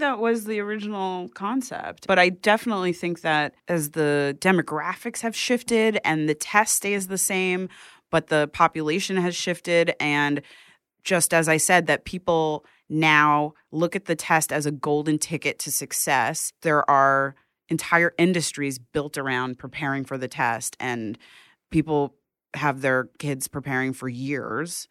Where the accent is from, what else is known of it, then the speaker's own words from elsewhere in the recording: New York City, New York, United States; also born or lived in Bronx, New York City; I grew up in Manhattan, then I was in the Bronx for a few years, and then I came back to Manhattan